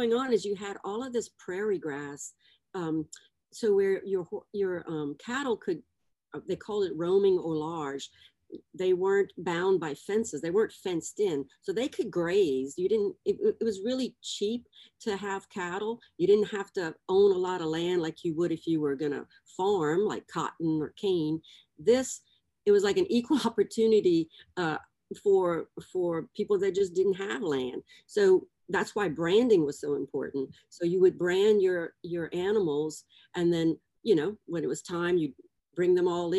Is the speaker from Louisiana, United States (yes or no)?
yes; Breaux Bridge, Louisiana, United States; growing up in Breaux Bridge